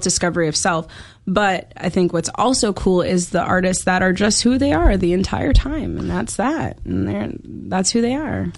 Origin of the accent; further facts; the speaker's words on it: Chicago, Illinois, United States; I'm from Chicago